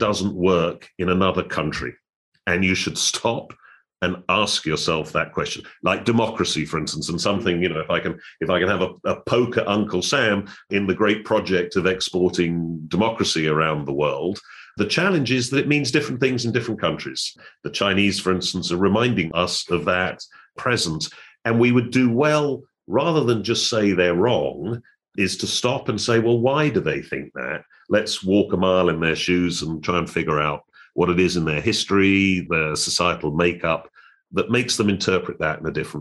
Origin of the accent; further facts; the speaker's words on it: United Kingdom; moved away as an adult; also born or lived in United States; now in Hong Kong; I'm born and raised in Europe, in Britain, and spent my early career there